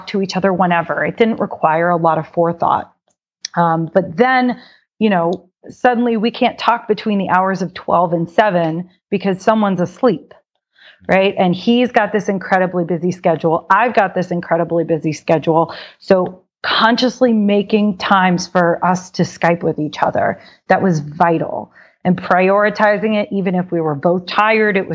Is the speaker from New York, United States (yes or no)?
no; Dallas, Texas, United States; moved away; also born or lived in Boston / Miami / Thailand; I'm from Dallas originally.